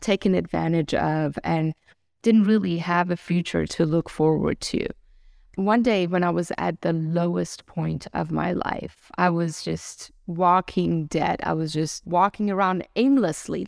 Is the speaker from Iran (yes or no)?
yes; Iran; also born or lived in Germany; now in United States; born and raised in Iran into a nominal Muslim family